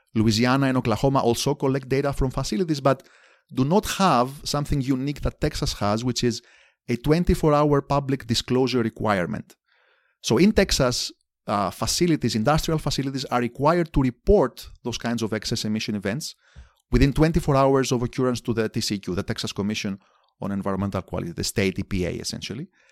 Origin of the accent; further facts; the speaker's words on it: Athens, Attica, Greece; moved away as an adult; also born or lived in Amherst, Massachusetts; now in Indiana, United States; I grew up in Athens, Greece, in the nineteen eighties.